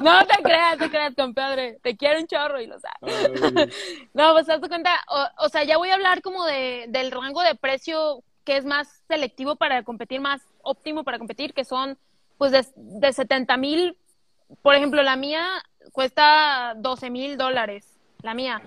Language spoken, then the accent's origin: Spanish; Guadalajara, Jalisco, Mexico; soy de Guadalajara